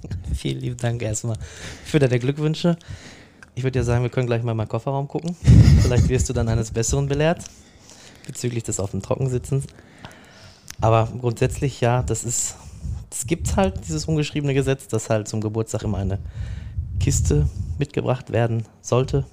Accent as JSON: {"language": "German", "town": "Dortmund", "region": "North Rhine-Westphalia", "country": "Germany", "tie": "born or raised there", "said": "ich bin in Dortmund geboren, in Brakel im Knappschaftskrankenhaus"}